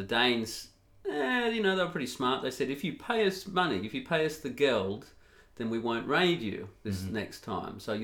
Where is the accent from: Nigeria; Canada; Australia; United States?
Australia; now in Netherlands; as an Australian